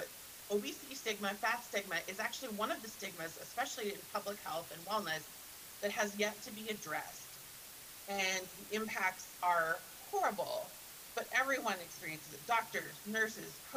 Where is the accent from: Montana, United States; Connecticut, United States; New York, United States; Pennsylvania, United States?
Montana, United States; I grew up in Montana